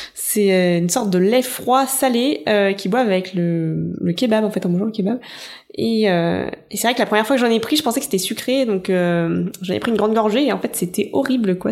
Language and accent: French; France; quand on est français